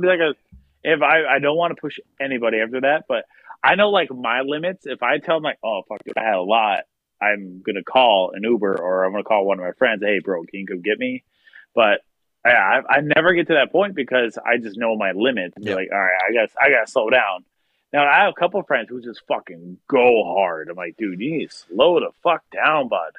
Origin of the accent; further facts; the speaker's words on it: Pierre, South Dakota, United States; also born or lived in Watertown, South Dakota / Clark, South Dakota / Sioux Falls, South Dakota / Minneapolis, Minnesota; And then I then I lived in Pierre until I was graduated high school